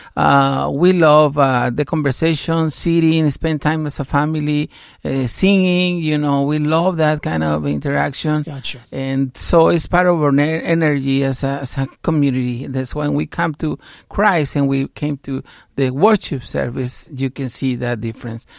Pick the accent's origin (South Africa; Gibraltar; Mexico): Mexico; now in United States; I grew up in Mexico with my father, who was American citizen